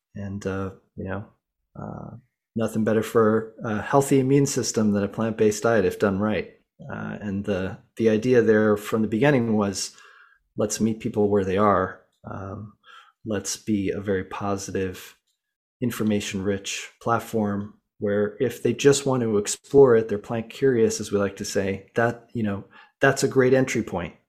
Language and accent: English; Boulder, Colorado, United States; I grew up in Boulder, Colorado